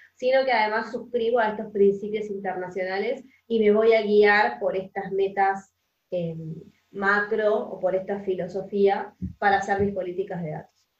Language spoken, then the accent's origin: Spanish; Argentina; yo soy de Argentina, acá en Argentina